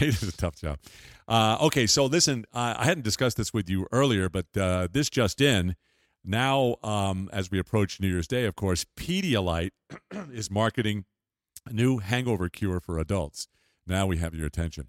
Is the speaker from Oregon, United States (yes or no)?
no; Long Island, New York, United States; in the nineteen fifties when I was growing up on Long Island